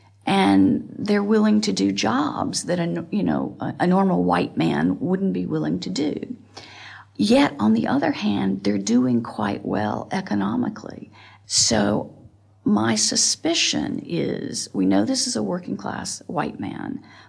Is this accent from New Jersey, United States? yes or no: no; Montgomery, Alabama, United States; I am from Montgomery, Alabama.